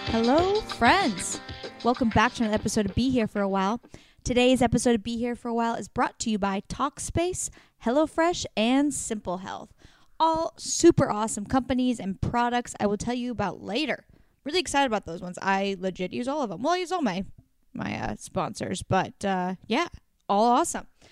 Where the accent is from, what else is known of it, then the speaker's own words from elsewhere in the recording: Oregon, United States; moved away; That's in Portland, Oregon. my home state